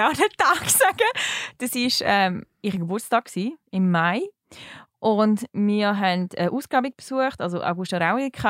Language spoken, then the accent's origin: German; Switzerland; Also der Hauptgrund war wirklich, als Schweizerin kannst du in die Schweiz kommen und kannst eigentlich... Ähm, da gratis studieren.